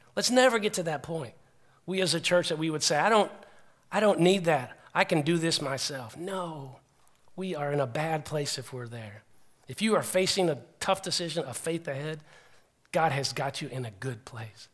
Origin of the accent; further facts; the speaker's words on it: United States; I'm an American